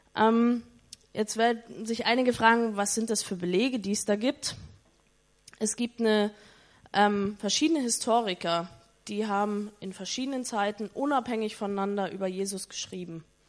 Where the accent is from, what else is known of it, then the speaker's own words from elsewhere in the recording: East Germany, Germany; ich komme aus Ostdeutschland ehemals, also nee, Ostdeutschland ist immer noch Ostdeutschland, aber aus der ehemaligen DDR